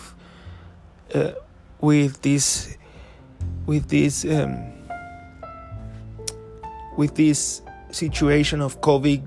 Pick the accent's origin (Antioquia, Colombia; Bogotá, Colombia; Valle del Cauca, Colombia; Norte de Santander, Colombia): Norte de Santander, Colombia; Ocaña; my grandma's house in Ocaña, which is my hometown here in Colombia.